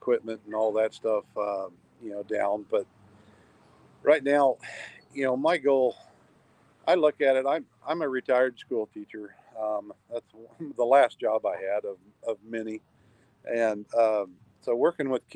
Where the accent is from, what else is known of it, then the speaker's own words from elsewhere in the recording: Kansas City, Missouri, United States; now in Alaska, United States; I'm born and raised in Kansas City